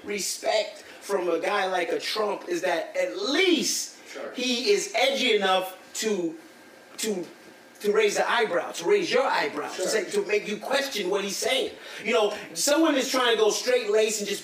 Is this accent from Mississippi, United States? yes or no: no; Newark, New Jersey, United States; I'm from Newark, New Jersey.